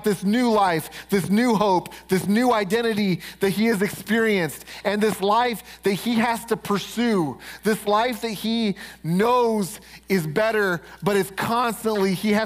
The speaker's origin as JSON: {"language": "English", "town": "Denver", "region": "Colorado", "country": "United States", "said": "I'm from Denver. We're right outside Denver"}